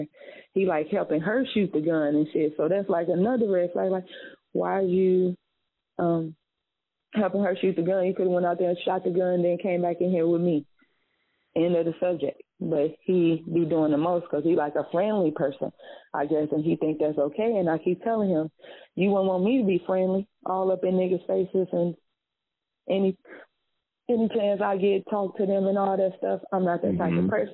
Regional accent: Chicago, Illinois, United States; moved away; also born or lived in Indiana; I'm from Chicago

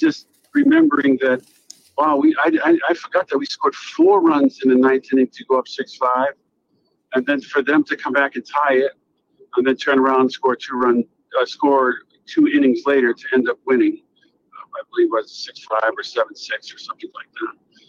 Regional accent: Worcester, Massachusetts, United States; I'm a kid from Worcester, Massachusetts.

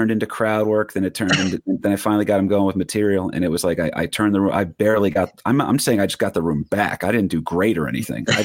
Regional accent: Staten Island, New York, United States; Why are you not doing jokes about the street I grew up on in Staten Island?

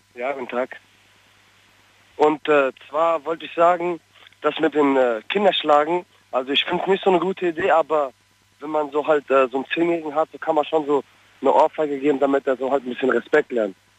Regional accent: Frankfurt, Hesse, Germany; ich komme aus Frankfurt. Ich komme aus Sossenheim.

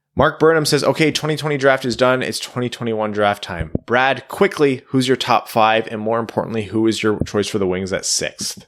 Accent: Windsor, Ontario, Canada; moved away; I'm from Windsor

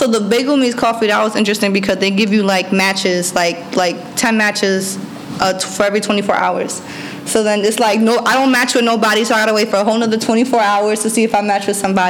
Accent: Yonkers, New York, United States; I'm from Yonkers.

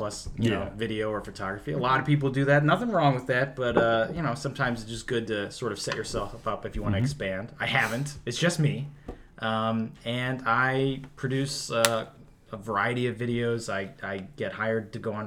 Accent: South Euclid, Ohio, United States; also born or lived in Tremont, Cleveland / Gordon Square, Cleveland; now in Cleveland, United States; I'm from South Euclid

